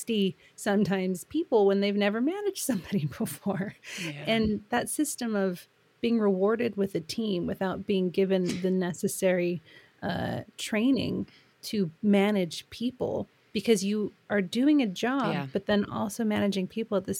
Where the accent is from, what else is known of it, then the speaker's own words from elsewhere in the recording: United States; accent: American; moved away as an adult; now in United Kingdom; I am American. I've lived in the UK for a long time